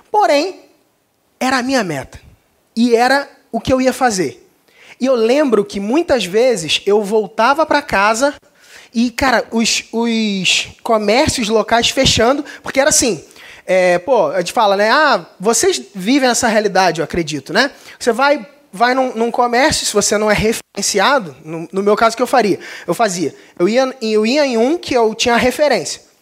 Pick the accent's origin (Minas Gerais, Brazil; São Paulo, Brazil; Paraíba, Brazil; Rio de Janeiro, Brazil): Rio de Janeiro, Brazil; Cabo Frio; sou de Cabo Frio, não sei se alguém percebeu, não tenho sotaque, mas é, sou do Rio de Janeiro.